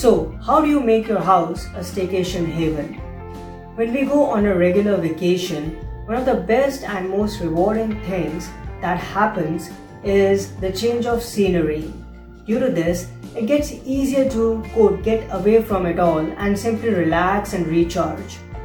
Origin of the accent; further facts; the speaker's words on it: India; moved away; India, my home country